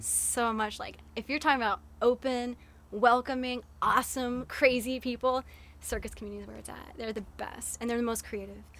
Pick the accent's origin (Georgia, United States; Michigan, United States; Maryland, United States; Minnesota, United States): Georgia, United States; Atlanta; my hometown like i love the city of atlanta